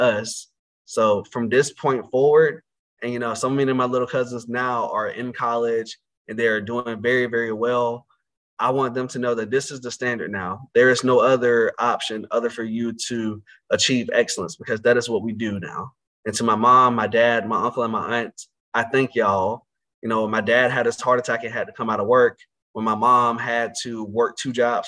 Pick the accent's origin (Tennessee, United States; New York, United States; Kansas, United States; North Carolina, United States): North Carolina, United States; Conway; also born or lived in Roanoke Rapids, North Carolina; I grew up in a little small town in northeastern North Carolina called Conway, North Carolina, which is located in Northampton County